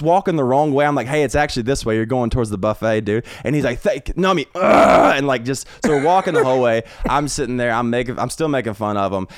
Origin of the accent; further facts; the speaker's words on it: Brookwood, Alabama, United States; moved away; also born or lived in Tuscaloosa, Alabama; I'm from Brookwood